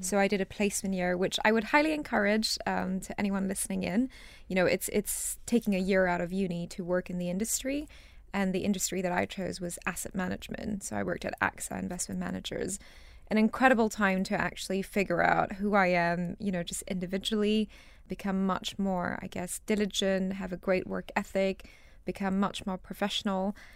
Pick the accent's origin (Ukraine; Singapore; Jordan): Singapore; moved away as an adult; also born or lived in Rajasthan, India / United States; now in United Kingdom; I moved to Singapore with my family when I was two and a half years old. and I grew up in Singapore and stayed there, I guess, until university.